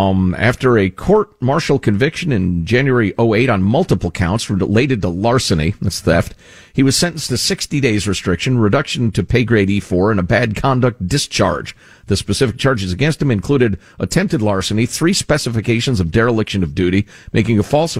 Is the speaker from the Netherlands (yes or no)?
yes; Netherlands; English is a second language; I grew up in the Netherlands in the 60s and 70s.